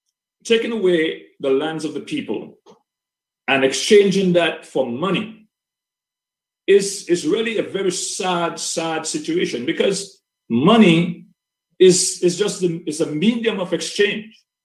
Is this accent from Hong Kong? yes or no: no; Wesley, Dominica; moved away as an adult; also born or lived in United States; I was born and bred in Wesley, a proud son of the son of Wesley. And went to school in Wesley